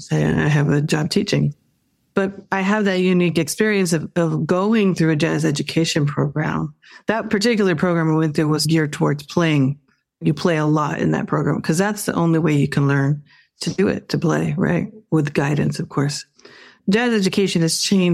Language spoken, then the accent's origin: English; Phoenix, Arizona, United States; moved away as an adult; now in New York, United States; I grew up in Phoenix, Arizona